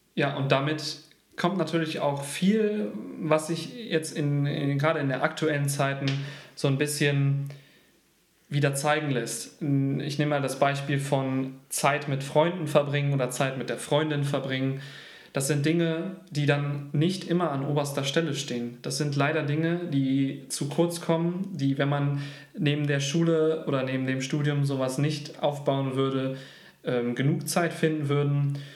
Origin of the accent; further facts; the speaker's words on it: Leverkusen, North Rhine-Westphalia, Germany; also born or lived in Gütersloh / Canada; Ich wurde in Gütersloh geboren und habe dann den, eigentlich meine komplette Kindheit und mein Jugendleben in Leverkusen gewohnt.